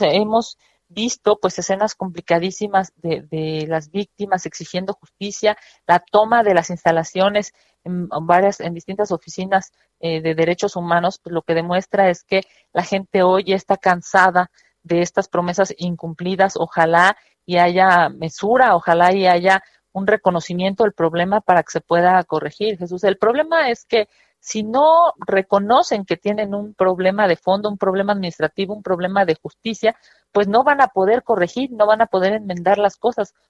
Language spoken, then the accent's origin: Spanish; Mexico